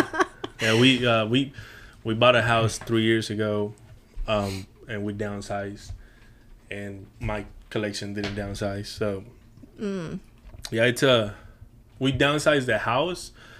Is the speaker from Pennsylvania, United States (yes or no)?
no; Houston, Texas, United States; So everything, I'm telling you, I grew up in the Heights.